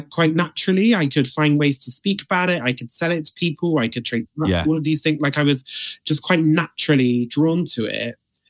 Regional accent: Bristol, South West England, United Kingdom; Back in Bristol. It was the Boots at Cribbs Causeway that I got my first job at.

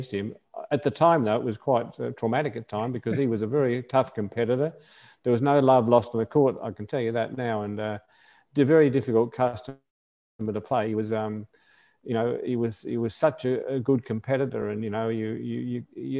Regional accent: Australia; as an Australian, we used to get sent away

